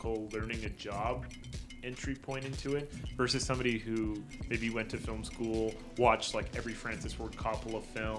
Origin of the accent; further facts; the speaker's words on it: Ajax, Ontario, Canada; I was born in Ajax. I was living in Ajax